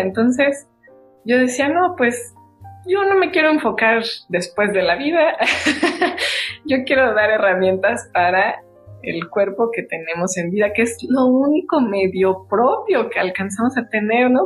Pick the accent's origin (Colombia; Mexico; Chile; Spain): Mexico; como mexicanos